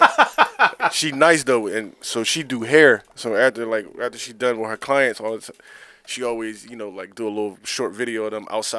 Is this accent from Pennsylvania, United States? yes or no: yes; Philadelphia, Pennsylvania, United States; I'm the only nigga from Philly in here.